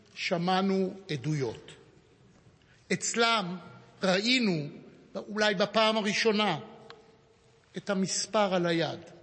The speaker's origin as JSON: {"language": "Hebrew", "town": "Jerusalem", "region": "Jerusalem District", "country": "Israel", "tie": "born or raised there", "said": "נולדתי בירושלים בספטמבר 1939"}